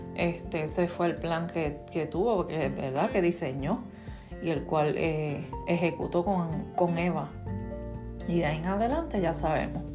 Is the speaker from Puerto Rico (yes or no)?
yes; Puerto Rico; soy boricua